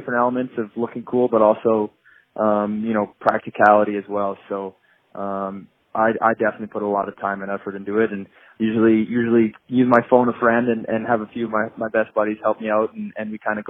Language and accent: English; Boston, Massachusetts, United States; I'm actually a first-generation American. I was born in Boston because my dad went to college in the Boston area